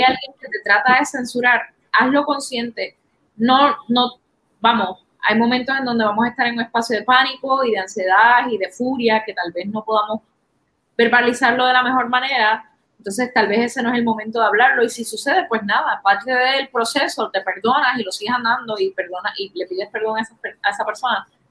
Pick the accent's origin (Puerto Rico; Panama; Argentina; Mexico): Puerto Rico; puertorriqueños en particular